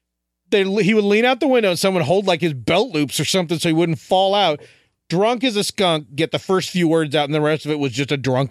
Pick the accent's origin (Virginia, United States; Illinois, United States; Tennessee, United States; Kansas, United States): Illinois, United States; Chicago; as a kid growing up in Chicago